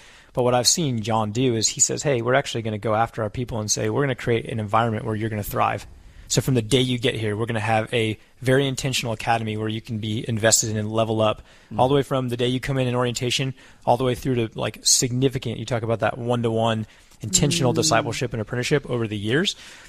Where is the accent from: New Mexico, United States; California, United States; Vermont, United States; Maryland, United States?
New Mexico, United States; So as my family and I just started building a house here in Southwest Florida. We're from New Mexico, by way of memory, and we were literally Abrahamically called down to Southwest Florida.